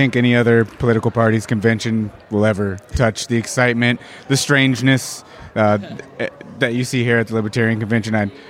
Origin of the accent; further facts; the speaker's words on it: Cochise County, Arizona, United States; We are both from Cochise County, Arizona.